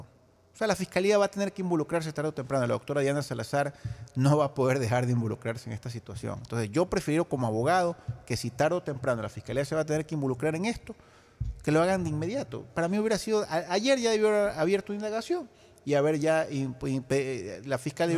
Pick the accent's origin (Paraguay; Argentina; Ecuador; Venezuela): Ecuador; como ciudadano ecuatoriano